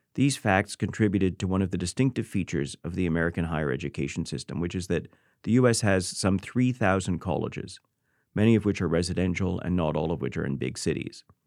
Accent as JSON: {"language": "English", "country": "Canada", "tie": "born or raised there", "moved": "yes", "lives_now": "United States", "said": "I was born in Canada, but I'm a U.S. citizen. I became a U.S. citizen about 20 years ago after my kids were born."}